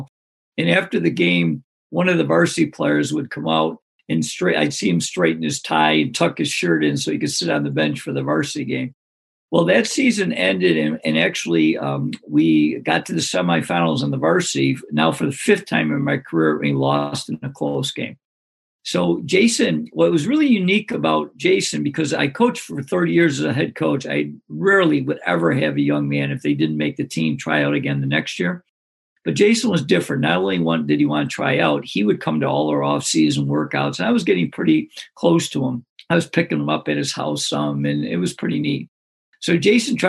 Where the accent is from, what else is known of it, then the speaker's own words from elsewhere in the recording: Greece, New York, United States; my hometown called Greece, New York, which is a suburb of Rochester.